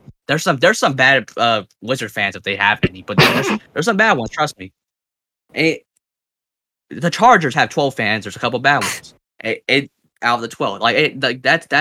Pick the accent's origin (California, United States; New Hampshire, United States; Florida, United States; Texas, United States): California, United States; I'm from Cali.